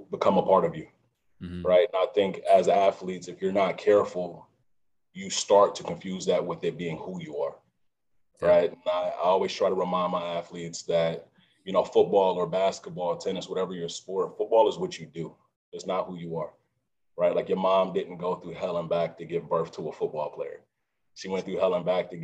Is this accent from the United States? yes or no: yes; Cleveland Heights, Ohio, United States; I'm born and raised in Cleveland, Ohio. Cleveland Heights, Ohio, to be exact.